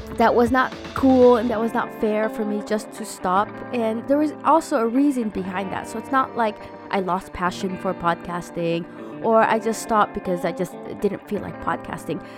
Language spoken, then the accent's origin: English; United States; moved away; I'm an American Filipino mom trying to find her way in a foreign country